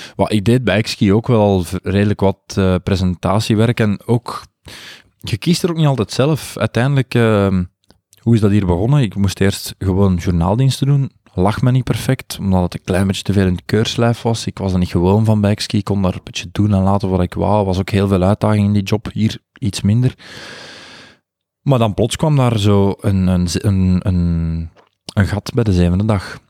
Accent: Buggenhout, Londerzeel, Flanders, Belgium; accent: plat Brainonks / Londerzeels dialect; Ik kwam, ik kwam van Brainonk en ik sprak plat Brainonks. Ik sprak echt plat Brainonks eh, dialect

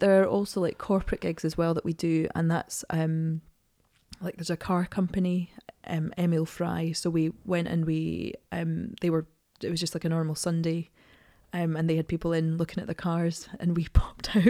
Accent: Edinburgh, Scotland, United Kingdom; I'm from Edinburgh.

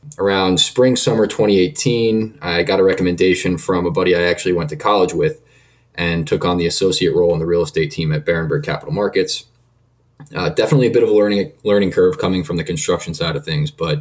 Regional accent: Montclair, New Jersey, United States; I was born and raised in New Jersey, town of Montclair

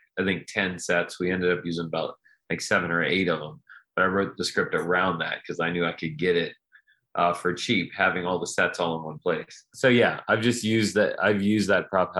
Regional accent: Slidell, Louisiana, United States; my hometown of Slidell, where I still live, which is right outside New Orleans

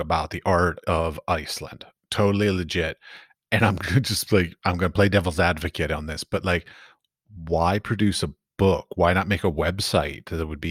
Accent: Washington, District of Columbia, United States; moved away as an adult; now in Europe; I grew up in Washington, D.C., the hub of all politics in America

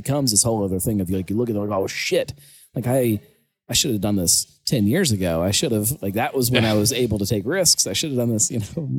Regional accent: West Virginia, United States; born there; I was born in West Virginia because he was out just in the hills of West Virginia working for this tree company.

